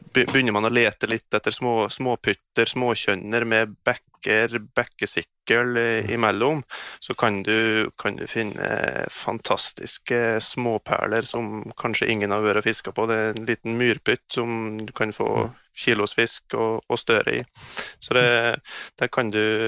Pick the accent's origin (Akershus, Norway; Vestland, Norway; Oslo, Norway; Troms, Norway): Troms, Norway; Dividalen; also born or lived in Hedmark; Jeg har vokst opp på Frihetsløa innst inne i Dividalen